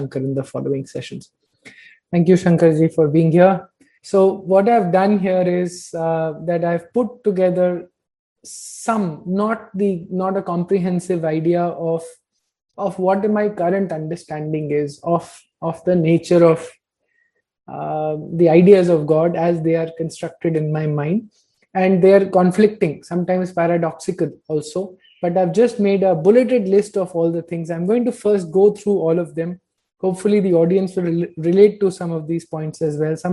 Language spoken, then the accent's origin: English; North India, India; I've been born and brought up in North India with a very heavy Punjabi Arya Samaji influence